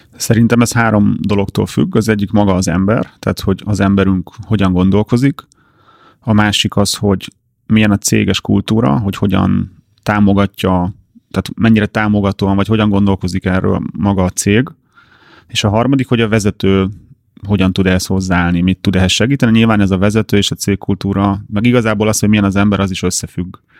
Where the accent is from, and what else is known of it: Hungary